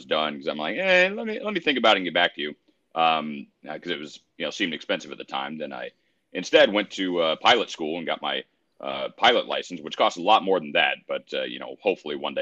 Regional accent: Mansfield, Texas, United States; now in Arlington, United States; I grew up in Mansfield, but live in Arlington now

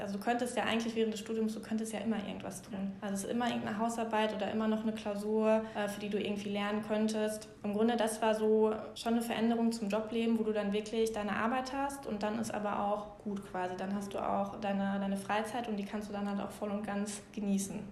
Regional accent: Bochum, North Rhine-Westphalia, Germany; ich bin in Bochum geboren, aufgewachsen

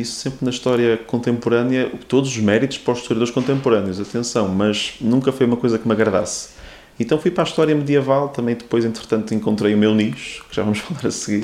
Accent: Porto, Norte, Portugal; eu sou aqui, daqui do Porto

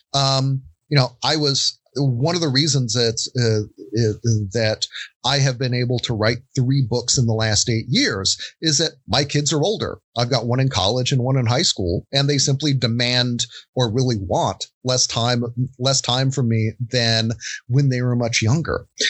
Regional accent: United States; growing up in the States

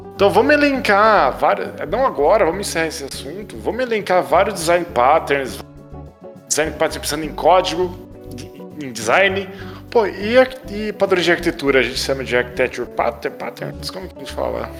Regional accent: Brazil; a gente é brasileiro

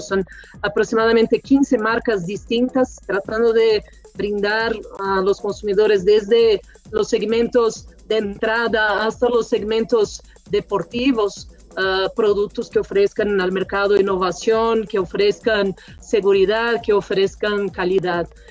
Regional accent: Brazil; now in Mexico; soy brasileña

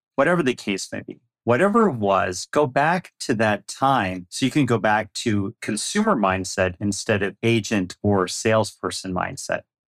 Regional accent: Midwest, United States; now in Phoenix, United States; I grew up in the Midwest

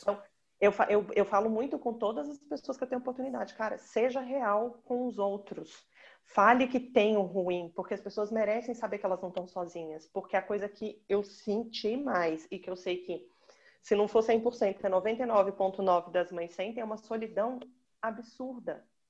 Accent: Belo Horizonte, Minas Gerais, Brazil; now in São Paulo, Brazil; Eu falo de São Paulo, mas eu sou natural de Belo Horizonte

